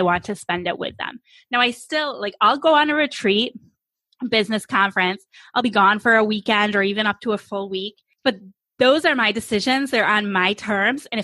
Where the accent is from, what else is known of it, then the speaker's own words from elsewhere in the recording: New York, United States; now in Phoenix, United States; I'm from New York State. We now though live in Phoenix